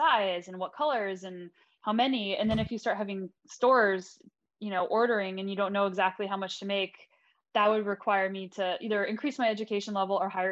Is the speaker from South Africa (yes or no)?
no; United States; now in Canada; I'm originally American, but I'm also now Canadian dual citizen